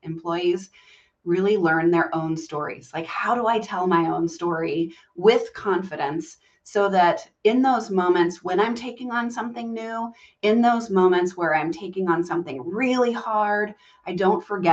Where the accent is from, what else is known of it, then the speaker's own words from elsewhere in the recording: Southern Virginia, United States; I grew up in Southern Virginia and in a very Southern family